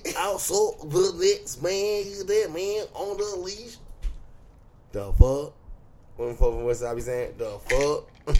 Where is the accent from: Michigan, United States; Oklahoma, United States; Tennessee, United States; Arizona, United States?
Tennessee, United States; Memphis; I'm from Memphis, man.